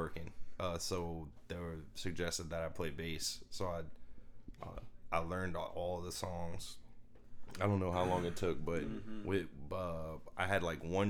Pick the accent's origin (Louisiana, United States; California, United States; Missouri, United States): Louisiana, United States; Lafayette; I'm 35. I'm from Lafayette